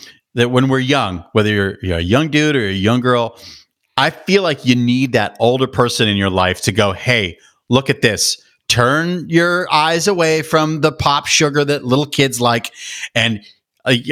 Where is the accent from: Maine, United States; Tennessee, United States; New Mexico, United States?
New Mexico, United States; Albuquerque; I grew up in Albuquerque, New Mexico